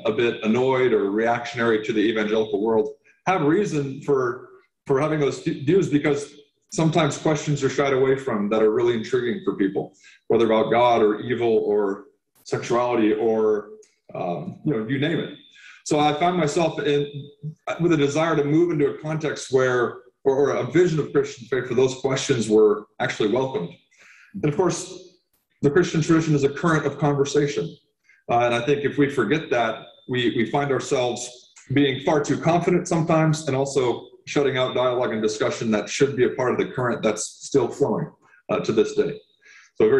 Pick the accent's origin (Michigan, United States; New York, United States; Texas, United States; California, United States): California, United States; Santa Rosa; also born or lived in Occidental, California; I was raised in Santa Rosa, California, and grew up in the Redwoods of Occidental in the West County near the ocean